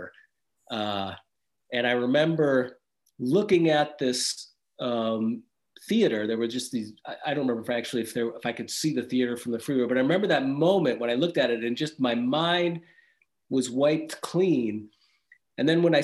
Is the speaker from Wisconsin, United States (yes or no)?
yes; Wisconsin, United States; moved away as an adult; now in Austria; I was raised in Wisconsin, in the Midwest in America